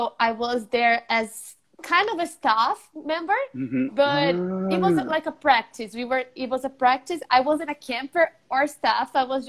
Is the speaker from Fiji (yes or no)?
no; São Paulo, Brazil; São Paulo.